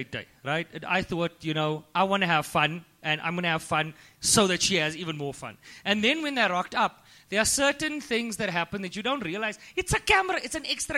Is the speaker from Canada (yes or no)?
no; Hankey, Eastern Cape, South Africa; moved away; I come from the Eastern Cape and I'm a small town boy